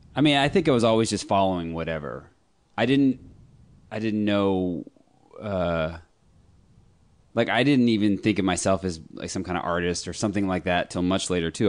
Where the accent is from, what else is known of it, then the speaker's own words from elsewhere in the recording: Austin, Texas, United States; also born or lived in Birmingham, Alabama / Sherman, Texas; I grew up in Austin